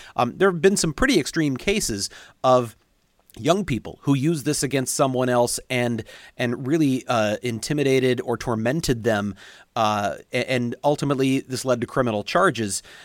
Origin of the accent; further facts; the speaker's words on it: St. Louis, Missouri, United States; moved away; also born or lived in Kansas City; I'm from Saint Louis, so I was a Saint Louis football fan growing up